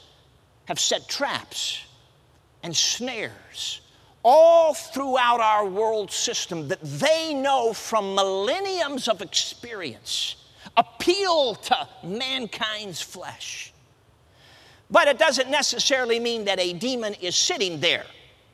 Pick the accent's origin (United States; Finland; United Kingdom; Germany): United States; Chicago, Illinois; now in Michigan, United States; Now, I'm a city kid. I grew up in Chicago. I'm based out of Michigan now.